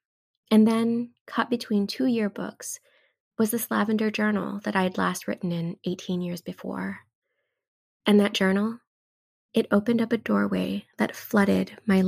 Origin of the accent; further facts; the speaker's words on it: Hawaii, United States; now in Massachusetts, United States; I live in Massachusetts now, but I'm from Hawaii, and my parents still live there.